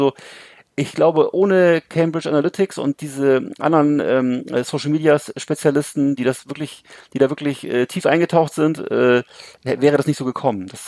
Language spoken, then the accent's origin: German; Bremerhaven, Bremen, Germany; also das hat ja mit der Kinolandschaft in 70er, 80er Jahren, wo ich groß geworden bin, nichts mehr zu tun, weißt du, wo es bei hm. uns in Bremerhaven alleine, glaube glaub ich, gab es, glaube ich, zehn oder zwölf Kinos, das war keine große Stadt.